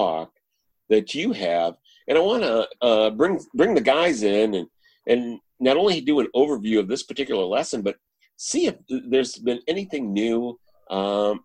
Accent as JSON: {"language": "English", "region": "Michigan", "country": "United States", "moved": "yes", "said": "I'm actually from Michigan"}